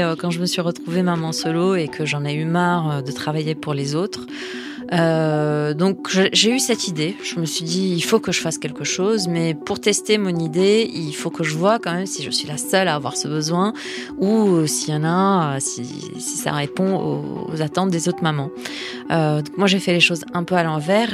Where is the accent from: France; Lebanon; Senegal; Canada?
Lebanon; moved away; je suis née au Liban, j'ai vécu la guerre du Liban.